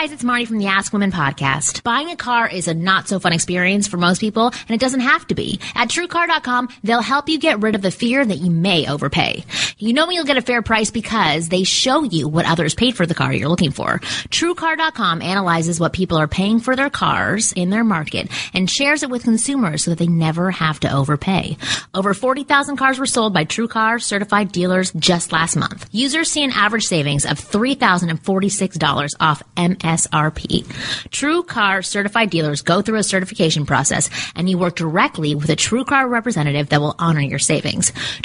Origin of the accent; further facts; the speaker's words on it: Canada; now in Georgia, United States; We live in LA. I grew up in Canada.